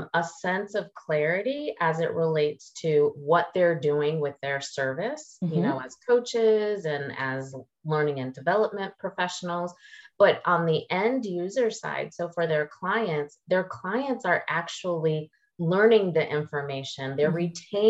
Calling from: Charlotte, North Carolina, United States; I'm calling in from Charlotte, North Carolina, in the East Coast of the States.

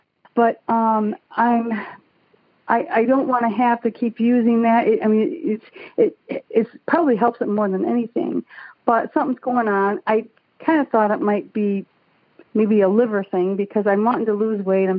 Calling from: Auburn Hills, Michigan, United States; calling from Auburn Hills, Michigan.

